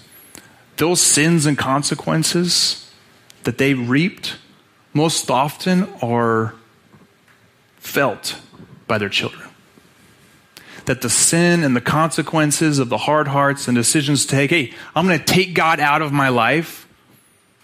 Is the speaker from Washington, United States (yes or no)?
no; Utah, United States; I grew up in Utah